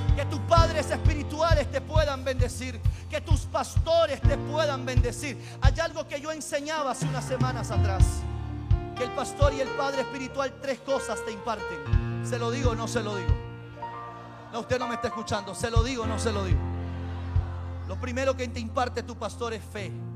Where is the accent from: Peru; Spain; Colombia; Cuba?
Peru